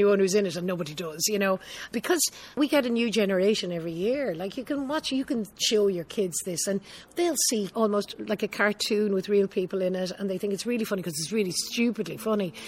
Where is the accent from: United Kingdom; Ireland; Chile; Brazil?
Ireland; I'm Irish